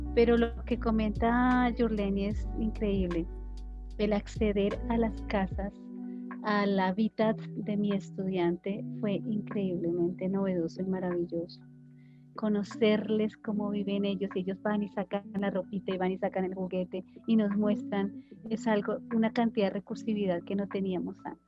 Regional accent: Tolima, Colombia; En mi casa, mis padres, nosotros somos del Tolima, y la gente del Tolima habla duro, habla fuerte.

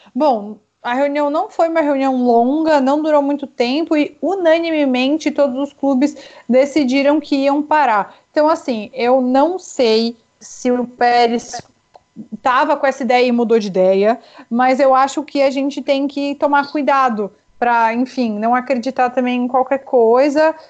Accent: Brazil; now in Chile; eu posso sair se eu quiser ir para o Brasil porque eu sou brasileira

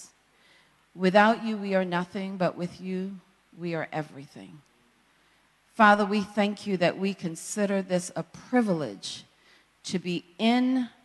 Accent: Jamaica; a young girl born and raised in Jamaica by a single parent

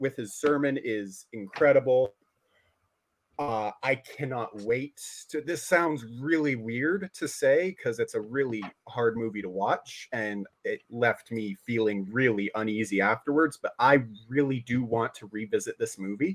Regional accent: Canada; as a Canadian

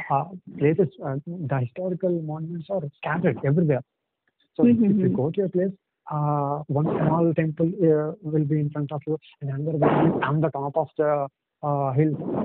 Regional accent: Visakhapatnam, Andhra Pradesh, India; first language Telugu; English is a second language; I'm from Vizag. I mean, it's in the east coast of India.

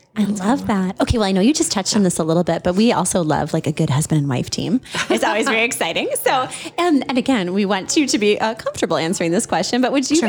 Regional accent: Minneapolis, Minnesota, United States; moved away as an adult; now in South Dakota, United States; I was born and bred in the Twin Cities

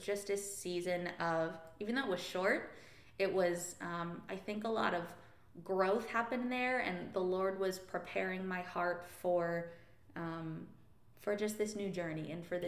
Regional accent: Arkansas, United States; And so I grew up in church in Arkansas. I was there.

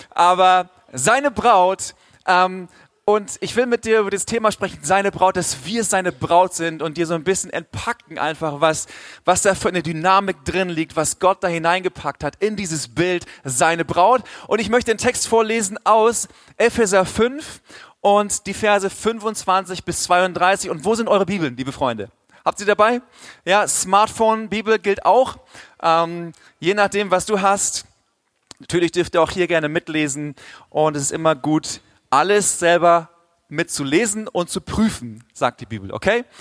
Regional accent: Swabia, Germany; wenn ich als Ostfriese angekündigt wurde, ich komme jetzt eigentlich aus dem Schwabenland, Schwabenland

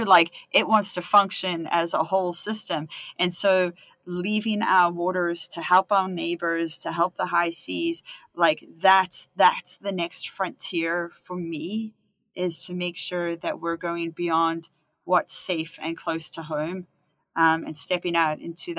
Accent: Canada; And so as a Canadian scientist

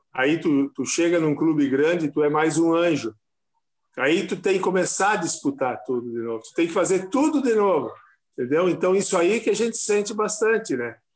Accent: Encantado, Rio Grande do Sul, Brazil; eu sou natural de Encantado

